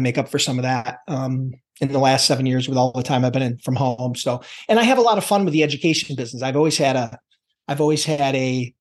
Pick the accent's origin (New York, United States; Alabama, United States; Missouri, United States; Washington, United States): New York, United States; Buffalo; born and bred in the Buffalo, New York area